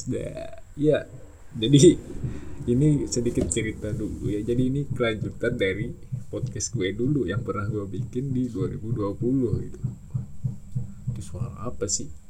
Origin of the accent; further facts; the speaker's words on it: Banjarmasin, South Kalimantan, Indonesia; gue dari Banjarmasin soalnya dari Kalimantan Selatan dan ya salam kenal semuanya